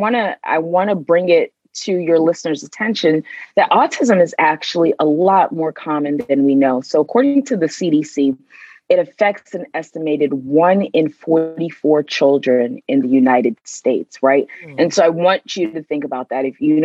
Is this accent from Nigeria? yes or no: yes; Nigeria; also born or lived in Sierra Leone; now in Maryland, United States; I am originally from Nigeria and Sierra Leone. However, I call Maryland home.